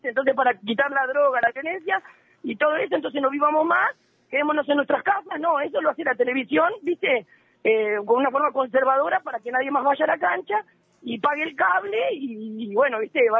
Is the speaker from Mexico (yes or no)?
no; Argentina; soy argentino, pero no me siento menos argentino